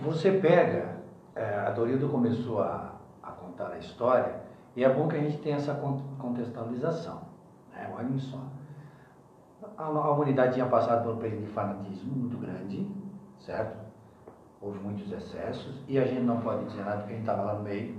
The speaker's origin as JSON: {"language": "Portuguese", "town": "Criciúma", "region": "Santa Catarina", "country": "Brazil", "tie": "born or raised there", "said": "nasci em Criciúma"}